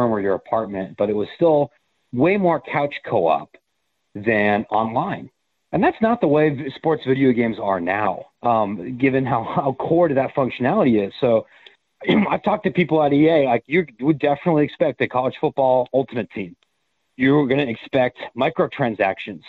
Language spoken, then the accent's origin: English; Columbus, Ohio, United States; I grew up in Columbus